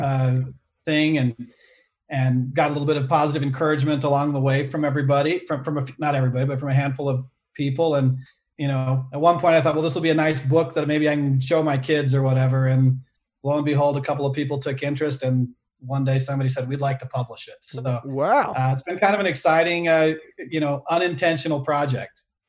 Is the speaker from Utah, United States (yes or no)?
yes; Salt Lake City, Utah, United States; I grew up in Salt Lake City